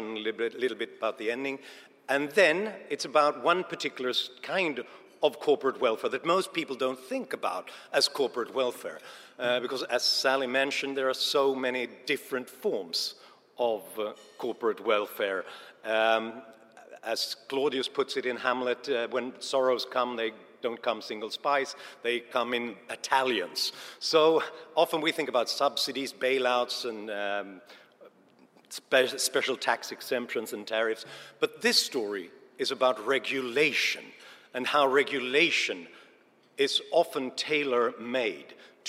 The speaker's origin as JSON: {"language": "English", "country": "Sweden", "said": "I'm from Sweden"}